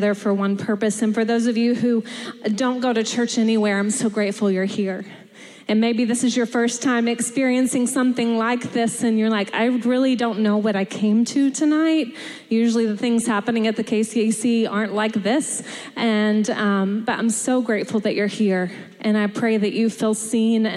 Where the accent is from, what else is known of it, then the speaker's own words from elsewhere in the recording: Texas, United States; moved away as an adult; I am from Texas, and I say y'all, and I've been here almost 9 years